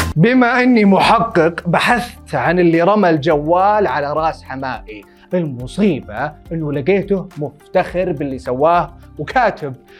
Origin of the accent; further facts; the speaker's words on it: Saudi Arabia; عندنا بالسعوديه